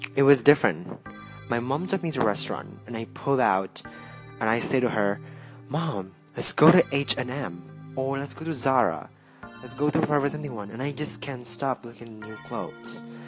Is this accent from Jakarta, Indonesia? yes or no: yes; Jakarta, Indonesia; I am from Jakarta, Indonesia